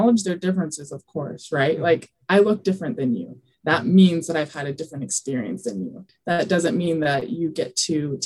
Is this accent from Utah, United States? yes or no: yes; Alpine, Utah, United States; also born or lived in New Mexico / Mexico City / Indiana; I grew up in Utah, went to Lone Peak High School down in Alpine, Utah